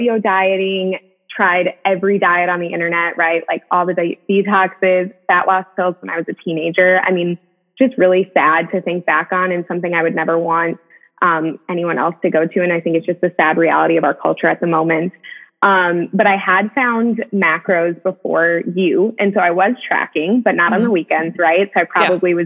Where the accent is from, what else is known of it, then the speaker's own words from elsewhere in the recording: Madison, United States; now in Tennessee, United States; we have the same hometown. So I'm from Madison as well. I live in Tennessee now